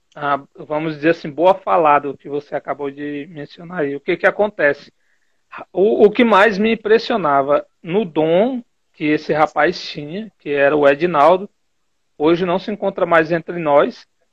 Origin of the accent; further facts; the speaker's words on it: Teresina, Piauí, Brazil; moved away as an adult; now in Juazeiro do Norte, Brazil; eu sou natural de Teresina, mas ultimamente eu estou residindo em Juazeiro do Norte, Ceará